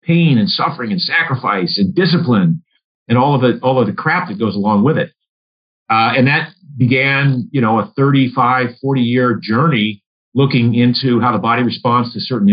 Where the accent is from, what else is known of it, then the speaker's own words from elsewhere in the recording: Maine, United States; I grew up in Maine